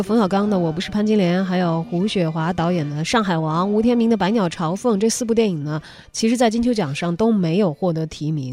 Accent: China; 我们中国人

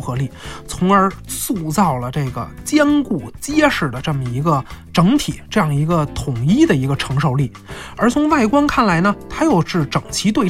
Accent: China; 其实它体现的是我们中国人自然和谐共处的这样一种世界观。

